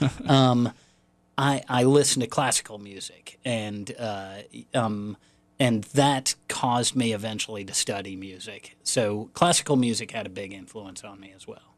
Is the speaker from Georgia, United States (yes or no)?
no; Raleigh, North Carolina, United States; I grew up in Raleigh